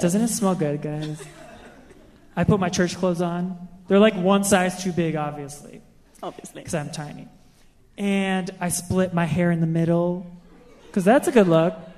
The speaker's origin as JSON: {"language": "English", "town": "Baltimore", "region": "Maryland", "country": "United States", "said": "I'm from Baltimore"}